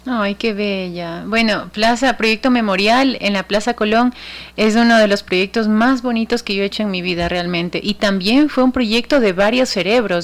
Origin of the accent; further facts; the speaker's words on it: Guayaquil, Guayas, Ecuador; nuestra iglesia eh, que nos representa por siempre como guayaquileños